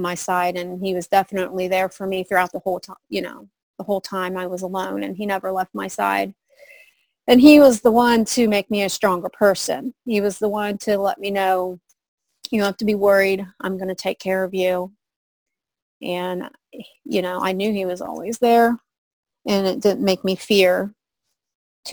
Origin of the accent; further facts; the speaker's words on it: Mount Vernon, Ohio, United States; I moved back to my hometown, Mount Vernon, Ohio